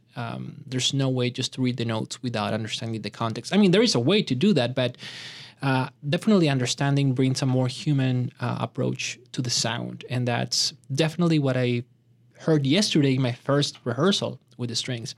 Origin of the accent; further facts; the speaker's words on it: Bogotá, Bogotá Capital District, Colombia; moved away; Bogota, where I had, uh, the opportunity to grow up